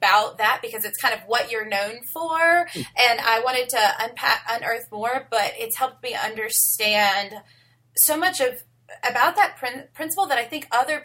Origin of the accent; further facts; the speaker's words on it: the South, United States; I'm from the South